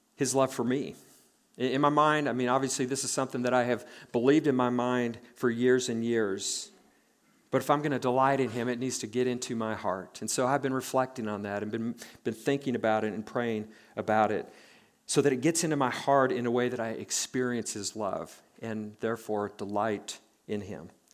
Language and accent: English; Nebraska, United States; born and raised in Nebraska